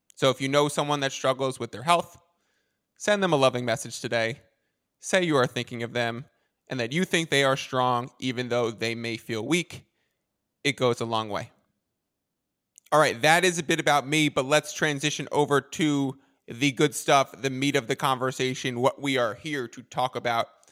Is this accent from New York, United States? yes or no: yes; New York, United States; moved away as an adult; also born or lived in Boston; now in San Diego, United States; I am originally from New York, hence working for those sports teams